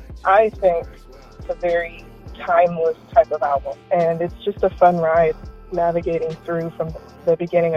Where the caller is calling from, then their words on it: California, United States; I'm calling from California.